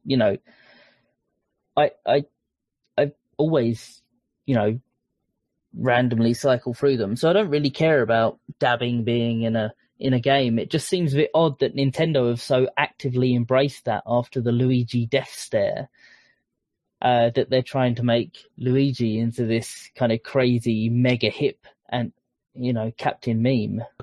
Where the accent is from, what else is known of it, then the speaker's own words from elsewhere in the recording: Essex, East of England, United Kingdom; I'm from Essex